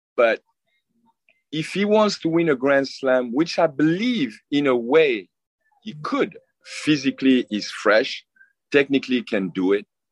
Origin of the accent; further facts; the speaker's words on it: France; also born or lived in Cameroon; I come from France, you know? I come from France.